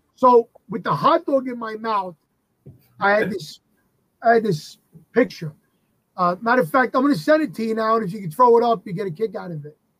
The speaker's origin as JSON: {"language": "English", "town": "New York City", "region": "New York", "country": "United States", "said": "I come from the Bronx, New York. I still live here."}